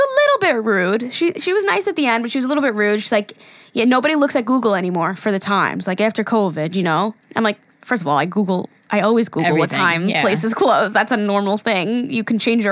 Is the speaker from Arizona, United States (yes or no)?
no; New York, United States; we're from New York